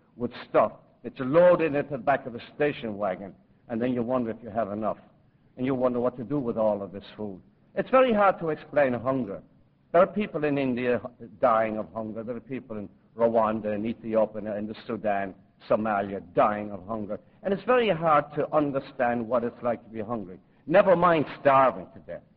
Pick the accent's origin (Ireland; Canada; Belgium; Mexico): Ireland; Limerick, Munster; now in New York, United States; growing up in a slum in Limerick